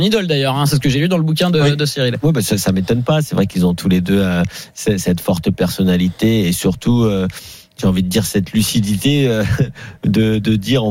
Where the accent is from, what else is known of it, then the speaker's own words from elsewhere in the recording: France; en tant que Français